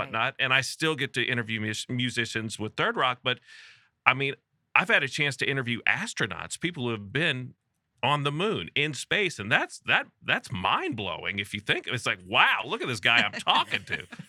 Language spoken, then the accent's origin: English; Houston, Texas, United States; also born or lived in Birmingham, Alabama; I came back to my hometown of Houston